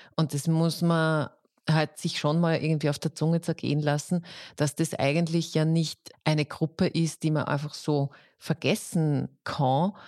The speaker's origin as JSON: {"language": "German", "country": "Austria", "said": "bei uns in Österreich"}